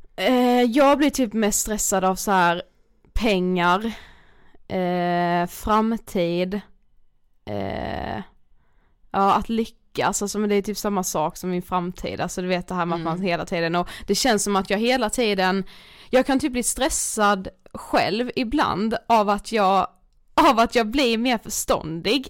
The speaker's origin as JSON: {"language": "Swedish", "town": "Karlshamn", "region": "Blekinge", "country": "Sweden", "moved": "yes", "lives_now": "Stockholm, Sweden", "said": "vi kommer ju liksom från en mindre stad, ja. Karlshamn."}